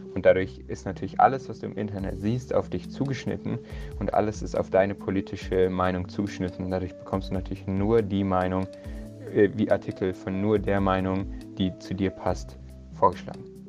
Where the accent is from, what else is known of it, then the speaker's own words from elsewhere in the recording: Munich, Bavaria, Germany; Ich bin in München geboren und aufgewachsen und studiere auch hier an der Technischen Universität von München